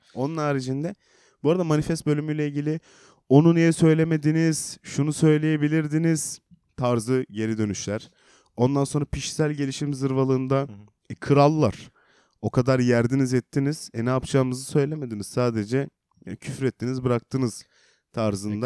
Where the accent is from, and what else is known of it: Black Sea Region, Turkey